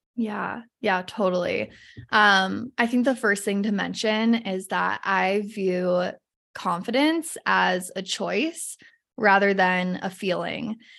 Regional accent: Salt Lake City, Utah, United States; I grew up in Salt Lake City, a little bit north of Salt Lake

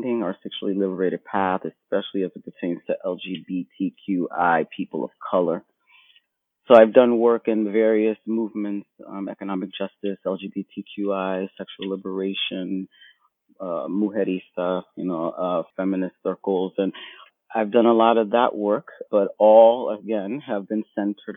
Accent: New York City, New York, United States; I was born and raised in Brooklyn, Bed-Stuy, New York

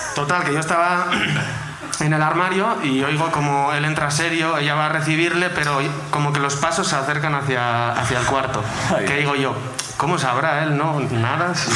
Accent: Basque Country, Spain; soy de Álava

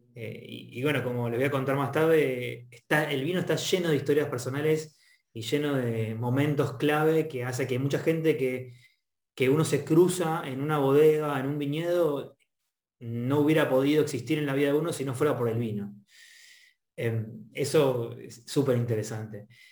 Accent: Argentina; mi lindo país

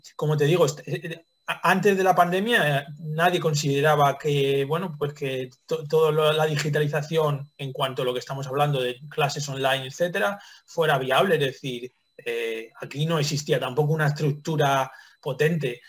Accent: Toledo, Castilla-La Mancha, Spain; moved away; yo soy toledano

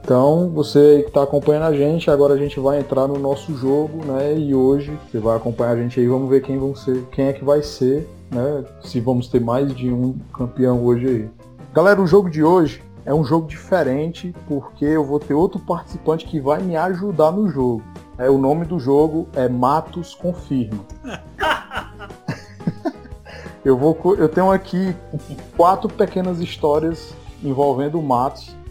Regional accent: Fortaleza, Ceará, Brazil; accent: Nordeste; a gente é aqui de Fortaleza, no Ceará, e aqui a gente tem um sotaque muito característico, né, do Nordeste

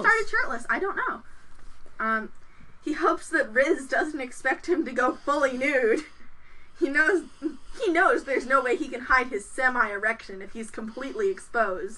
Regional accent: Chicago, Illinois, United States; we're from Chicago

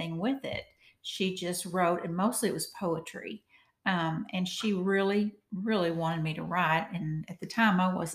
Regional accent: Walnut Ridge, Arkansas, United States; my hometown, Walnut Ridge

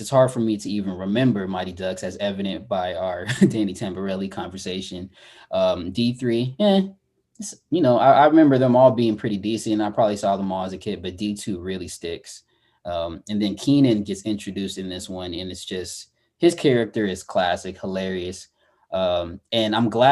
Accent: San Diego, California, United States; growing up in San Diego, street hockey was a huge thing

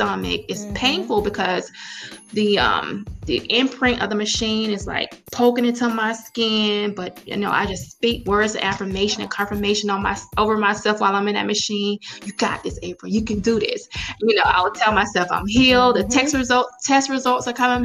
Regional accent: Florida, United States; now in Atlanta, United States; My husband and I, we're both from Florida. So all of our family is still in Florida

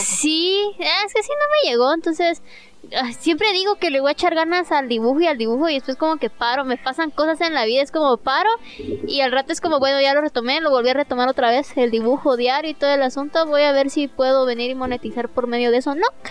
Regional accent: Guatemala; nosotros vivimos en, somos de Guatemala

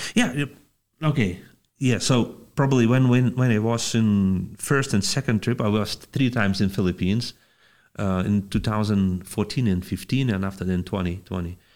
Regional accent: Panevėžys, Panevėžys County, Lithuania; I'm from Panevėžys, Lithuania

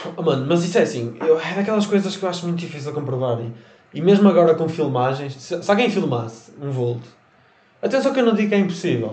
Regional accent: Portugal; nós nascemos em Portugal

